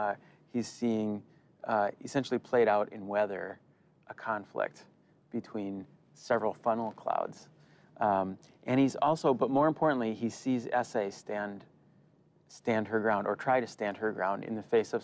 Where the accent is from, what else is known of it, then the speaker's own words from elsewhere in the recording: the Midwest, Wisconsin, United States; moved away; Growing up in the Midwest.